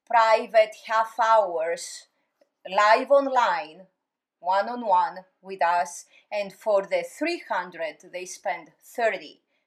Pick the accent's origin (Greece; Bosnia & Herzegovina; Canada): Greece; moved away; I grew up in Greece.